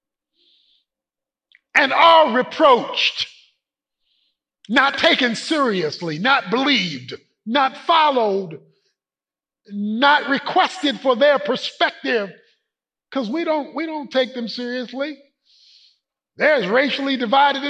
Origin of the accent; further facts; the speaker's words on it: Baltimore, Maryland, United States; moved away; go home to Baltimore, to the old neighborhood. The place where I grew up on Poplar Grove Street